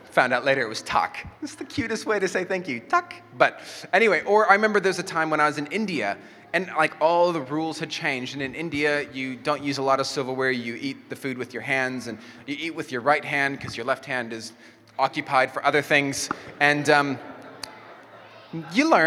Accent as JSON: {"language": "English", "country": "Mexico", "tie": "born or raised there", "first_language": "Spanish", "second_language": "English", "said": "And I grew up in Mexico, so I knew how to speak Spanish, and I didn't know how to speak English."}